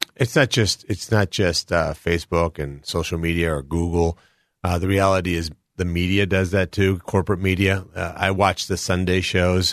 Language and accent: English; Colombia; now in United States; I was born in Columbia, South America. I came here with my five brothers, my sister, my mom, and dad, almost fifty-two years ago